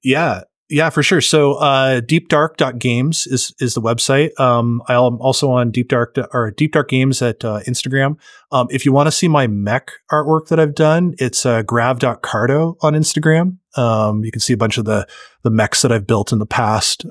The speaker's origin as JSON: {"language": "English", "country": "Canada", "said": "I'm Canadian"}